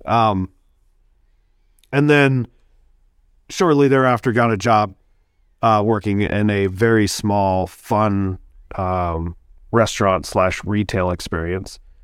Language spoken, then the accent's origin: English; Sacramento, California, United States; also born or lived in Bloomington, Indiana; now in Milwaukee, United States; I'm originally from California. I'll just say that real quick. Sacramento